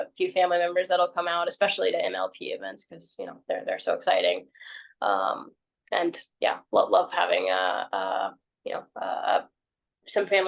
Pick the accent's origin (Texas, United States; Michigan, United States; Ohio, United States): Texas, United States; San Angelo; now in Redondo Beach, United States; my hometown in San Angelo, Texas